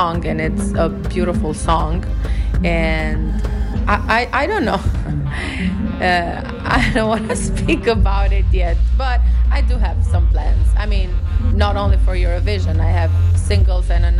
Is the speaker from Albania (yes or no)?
yes; Tirana, Tirana County, Albania; English is a second language; my hometown in Tirana